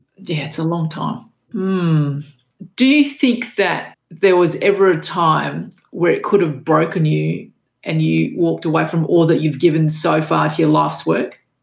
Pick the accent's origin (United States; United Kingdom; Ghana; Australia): Australia; my father was Macedonian and my mother was Macedonian, but I was born in Australia and it was all Australian at school